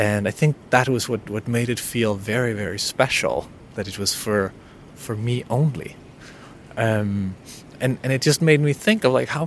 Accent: Denmark; accent: Danish; first language Danish; English is a second language; In my native language, Danish

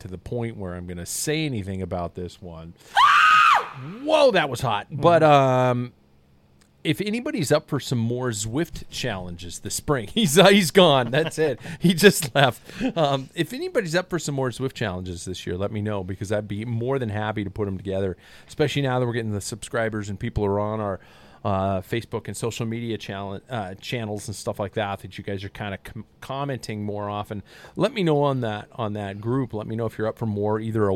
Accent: United States; I'm an American

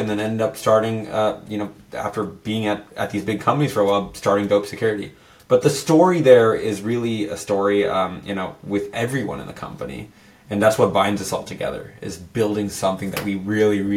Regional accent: San Jose, California, United States; I'm born and raised in San Jose in Silicon Valley.

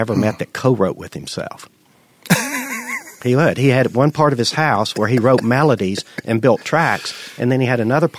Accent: Madison, United States; all my friends I grew up with in Madison

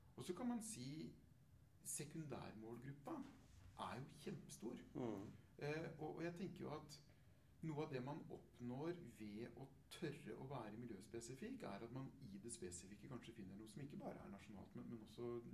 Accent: Telemark, Norway; jeg kommer fra Midt-Telemark selv

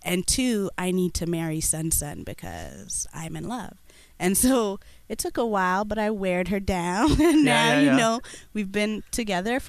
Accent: Toronto, Ontario, Canada; also born or lived in Kenya; I am originally Ethiopian and Eritrean, but grown up in Toronto all my life

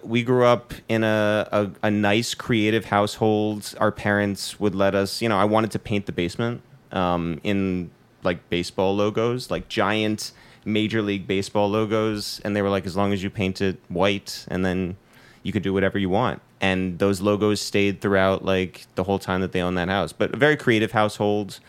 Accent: Harrison, New York, United States; we're from Harrison.

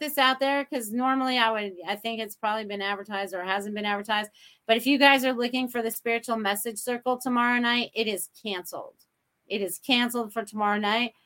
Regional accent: Maine, United States; now in Sarasota, United States; I grew up in New England, Maine. Whoever thought I would end up in Sarasota, Florida?

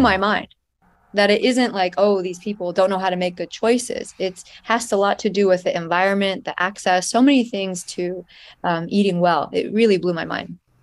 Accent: United States; I lived in the United States, so even though the food that was served at home was Persian food

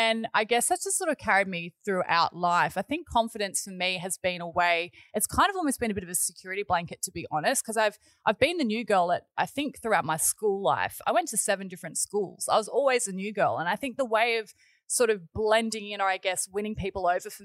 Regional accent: Gold Coast, Queensland, Australia; also born or lived in Wollongong, New South Wales; I was born and bred in Wollongong, and we moved to the Gold Coast when I was about seven. My family purchased a tourist park up here on the Tweed River, and we moved up to the Gold Coast then. So I've been here ever since I was seven

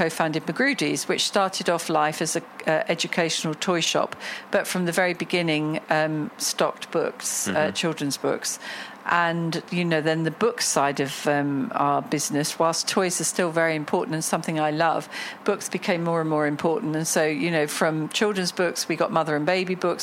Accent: Cambridge, East of England, United Kingdom; moved away as an adult; now in Dubai, United Arab Emirates; I grew up in Cambridge in the United Kingdom, and very fortunate, had a wonderful childhood

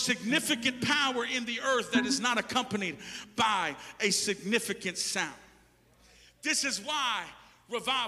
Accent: Texas, United States; I was raised up in Texas

